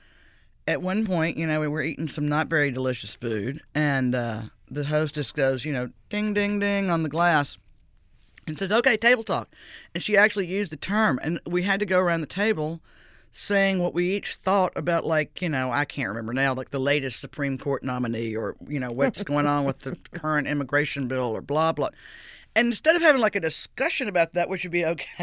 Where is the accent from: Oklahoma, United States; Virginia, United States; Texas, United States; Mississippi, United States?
Mississippi, United States; Greenville; also born or lived in New York City / Washington; now in New Orleans, United States; Greenville, Mississippi, my hometown